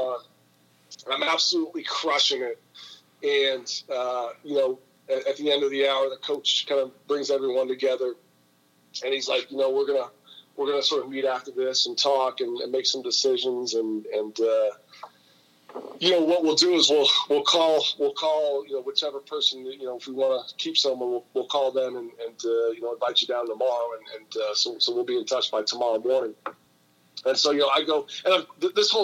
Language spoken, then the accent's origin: English; Menlo Park, California, United States; moved away as an adult; also born or lived in New England; I've been born and raised in California